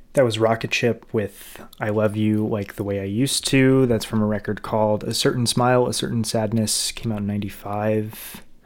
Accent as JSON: {"language": "English", "town": "Sacramento", "region": "California", "country": "United States", "said": "I'm from Sacramento"}